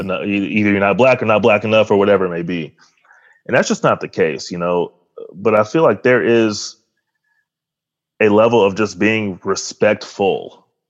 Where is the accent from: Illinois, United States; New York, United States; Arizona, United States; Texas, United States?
Texas, United States; Arlington; I grew up in Arlington, Texas